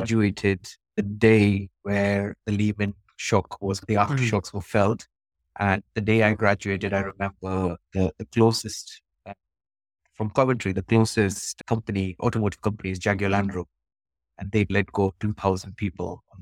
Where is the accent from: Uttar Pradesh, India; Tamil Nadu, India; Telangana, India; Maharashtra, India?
Maharashtra, India; Mumbai; now in United Kingdom; I currently live in the UK. I was born and brought up in Mumbai, where I spent most of my early days in youth.